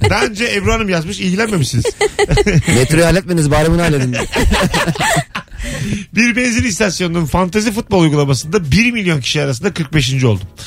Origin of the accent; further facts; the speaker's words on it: Bayburt, Turkey; Sen neresin abi? Biz de Bayburtluyuz.